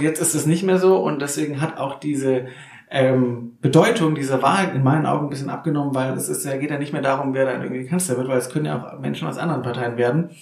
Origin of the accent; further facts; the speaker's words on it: Neckartenzlingen, near Nürtingen, Baden-Württemberg, Germany; Nürdingen, ja, wo ich auch um die Ecke aufgewachsen bin in den Kartenzlingen